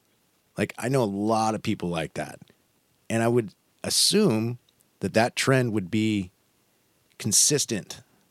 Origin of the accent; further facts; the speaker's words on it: Washington, United States; I'm from Washington.